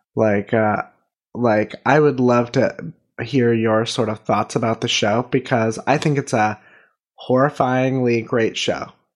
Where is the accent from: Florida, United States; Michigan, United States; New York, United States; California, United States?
California, United States; Northern; we are all from Northern California